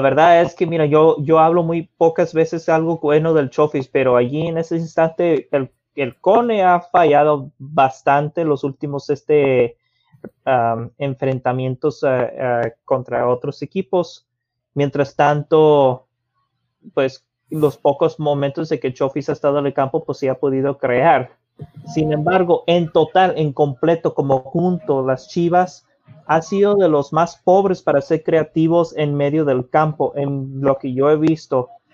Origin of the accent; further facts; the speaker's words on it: Mexico; Como mexicano